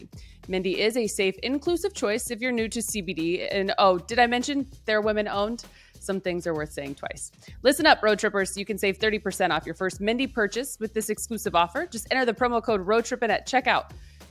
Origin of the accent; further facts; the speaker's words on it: Ohio, United States; Carlos, I'm born and raised in Ohio.